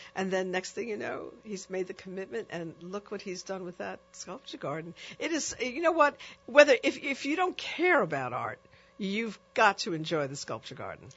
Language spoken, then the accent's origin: English; New York, United States; a young um, uh, girl growing up in New York